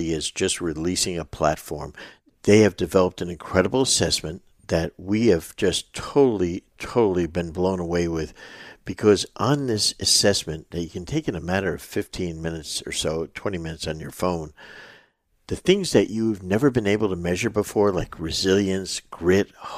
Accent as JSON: {"language": "English", "region": "New Jersey", "country": "United States", "moved": "as an adult", "said": "We're two guys from North Jersey."}